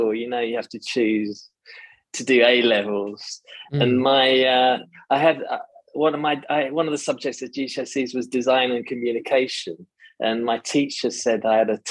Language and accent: English; United Kingdom; moved away as an adult; now in Tanzania; I'm British